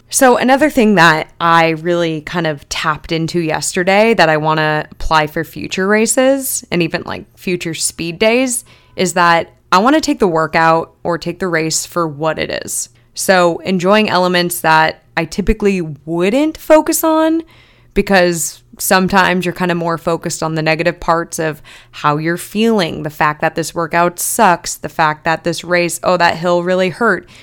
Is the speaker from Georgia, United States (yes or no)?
no; Long Beach, California, United States; this is my hometown race